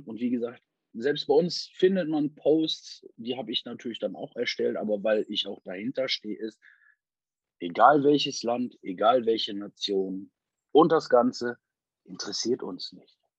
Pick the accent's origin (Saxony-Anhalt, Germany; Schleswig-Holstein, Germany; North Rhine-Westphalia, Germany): North Rhine-Westphalia, Germany; Essen; moved away as an adult; now in Wilhelmshaven, Germany; In Essen, ich bin in Essen groß geworden